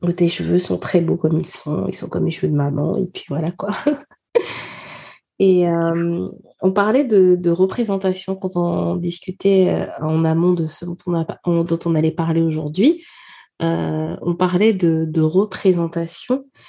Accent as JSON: {"language": "French", "country": "Gabon", "tie": "born or raised there", "moved": "yes", "said": "je suis née au Gabon, j'ai grandi au Gabon"}